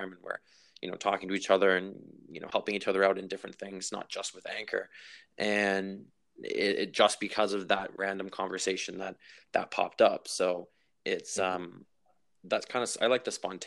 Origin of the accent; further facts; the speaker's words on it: Vancouver, British Columbia, Canada; also born or lived in Victoria; I grew up here, so I was born in Vancouver